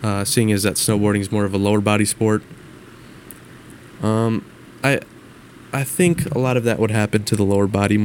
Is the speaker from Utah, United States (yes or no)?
no; Minnesota, United States; with me growing up in Minnesota